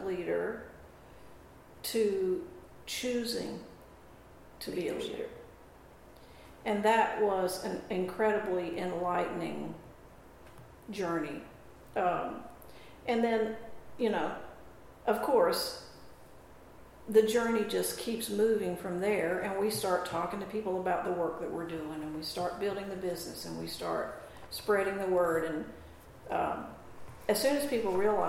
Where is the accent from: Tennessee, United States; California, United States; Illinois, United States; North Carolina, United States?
North Carolina, United States; moved away; also born or lived in Oregon; because we were living in Oregon. Now, I'm from North Carolina